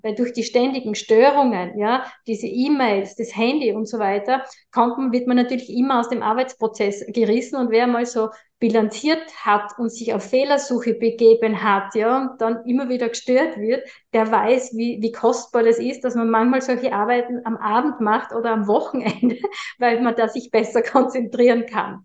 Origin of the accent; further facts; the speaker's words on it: Austria; bei uns in Österreich